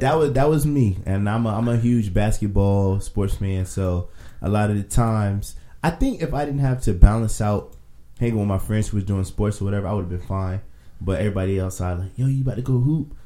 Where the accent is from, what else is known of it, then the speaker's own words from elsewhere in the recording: Virginia, United States; I'm from Virginia